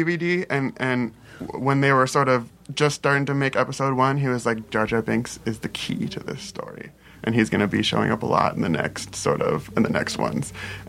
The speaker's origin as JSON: {"language": "English", "town": "Los Angeles", "region": "California", "country": "United States", "tie": "born or raised there", "said": "I grew up in Boyle Heights"}